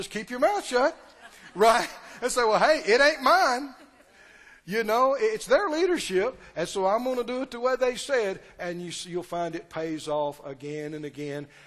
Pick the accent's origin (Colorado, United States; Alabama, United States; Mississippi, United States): Mississippi, United States; moved away; we're from Mississippi.